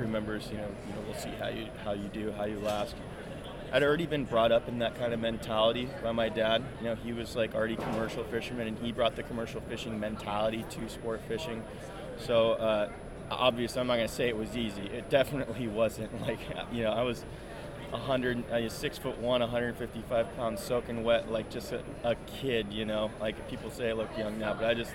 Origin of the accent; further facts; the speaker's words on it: San Jose, California, United States; I was born in San Jose, California in 1988